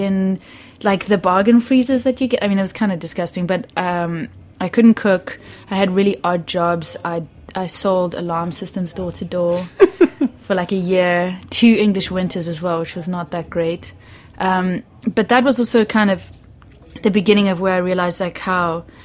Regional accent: Cape Town, Western Cape, South Africa; moved away; also born or lived in Zimbabwe; I grew up in South Africa. I grew up in Cape Town

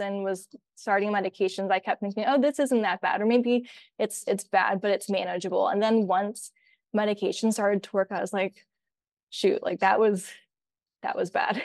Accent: Columbus, Ohio, United States; moved away as an adult; now in Kalamazoo, United States; I'm actually from Columbus, Ohio

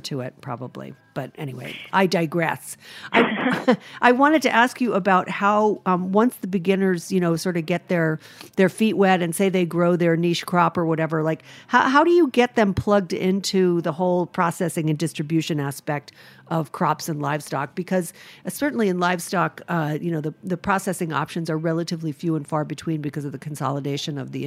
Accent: Rhode Island, United States; now in New York, United States; I'm from Rhode Island

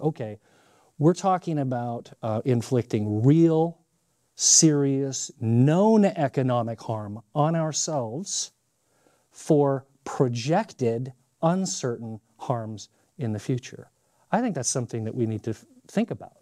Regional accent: Montana, United States; I'm from Montana

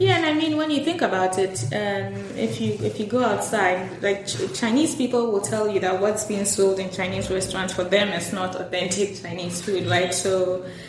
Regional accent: Ghana; I'm Ghanaian

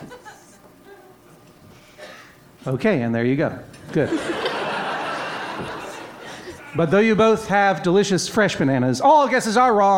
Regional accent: Brookline, Massachusetts, United States; also born or lived in Maine; my hometown of Brookline, Massachusetts

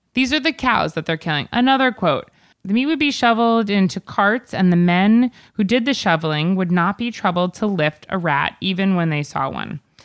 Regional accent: East Coast, United States; I'm from the East Coast

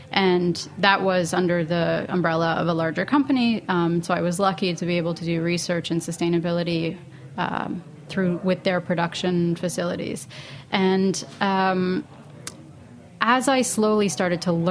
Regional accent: Canada; now in Brooklyn, United States; I'm not the product of hippie parents, but I am Canadian

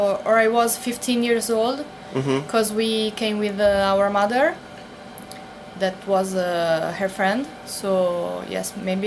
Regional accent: Modena, Emilia-Romagna, Italy; English is a second language; also born or lived in near Maranello; In Modena, for the beginning of childhood. Then we moved in another city near Maranello, near the countryside.

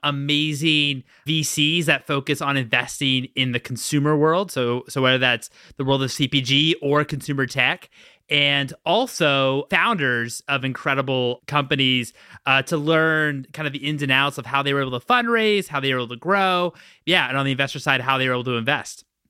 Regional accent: Washington, District of Columbia, United States; now in Los Angeles, United States; I'm from Washington, D C originally

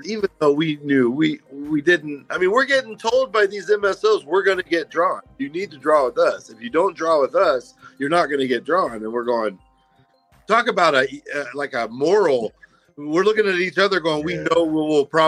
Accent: Kansas, United States; also born or lived in Virginia / Topeka, Kansas / Pittsburg, Kansas; now in Arizona, United States; And I'm from Kansas originally, so I grew up on the border right there. I lived in Topeka, group homes in Pittsburgh on the border of Oklahoma.

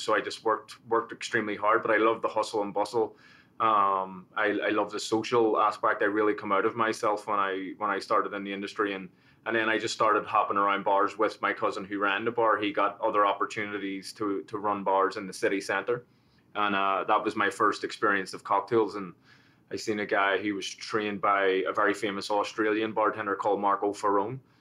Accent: Belfast, Northern Ireland, United Kingdom; moved away as an adult; also born or lived in Manhattan, New York; now in Paramus, United States; I was born in, uh, in Belfast and in, in North Belfast. And that was during the time of the, the troubles and the, the sort of the civil conflict.

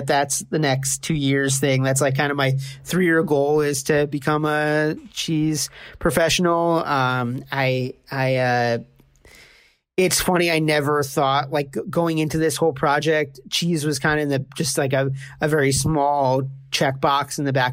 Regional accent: New York City, New York, United States; moved away as an adult; now in Kingston, United States; I grew up in Brooklyn and moved up here around 7.5 years ago now.

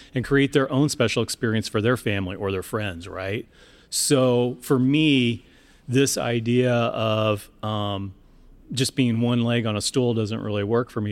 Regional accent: Seattle, Washington, United States; my hometown in Seattle

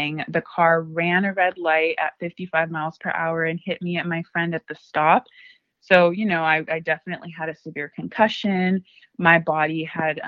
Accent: Ventura County, California, United States; also born or lived in Oxnard; I'm from Ventura County

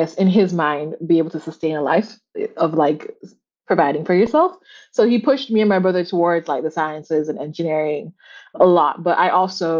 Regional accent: Kingston, Jamaica; moved away as an adult; now in Boston, United States; I'm from Jamaica because I am. Born and raised in Kingston, Jamaica.

